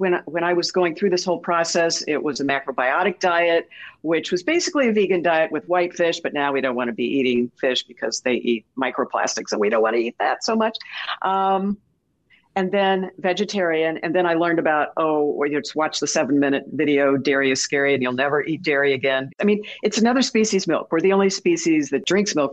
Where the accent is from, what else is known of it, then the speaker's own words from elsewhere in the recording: St. Louis, Missouri, United States; I grew up in St. Louis, right next to the best bakery on the planet.